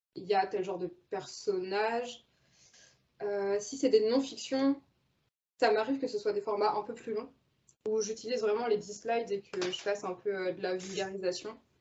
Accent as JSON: {"language": "French", "region": "Normandy", "country": "France", "tie": "born or raised there", "moved": "as an adult", "said": "j'ai grandi en Normandie"}